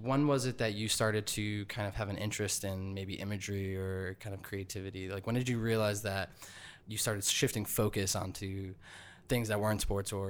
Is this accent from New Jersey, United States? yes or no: yes; New Jersey, United States; I grew up mostly in Jersey and lived, you know, in the area now in Jersey City for 4 years